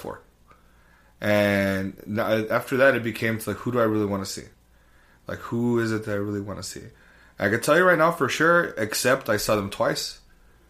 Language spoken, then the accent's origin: English; El Paso, Texas, United States; I'm from El Paso, Texas